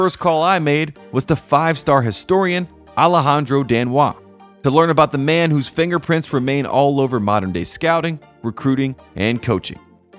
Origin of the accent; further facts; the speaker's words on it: Henderson, North Carolina, United States; Right in my hometown in Henderson, North Carolina